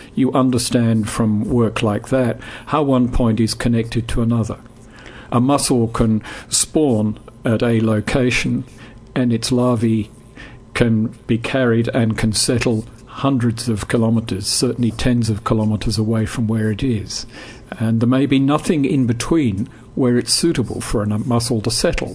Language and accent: English; England, United Kingdom; I grew up in England